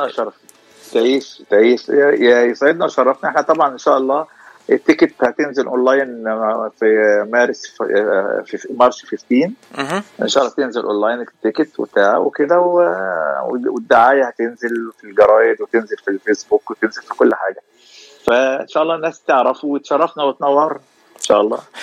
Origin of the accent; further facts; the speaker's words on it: Egypt; moved away as an adult; now in Los Angeles, United States; انا من مصر ايجيبت وبقالي 11 سنه في لوس انجلوس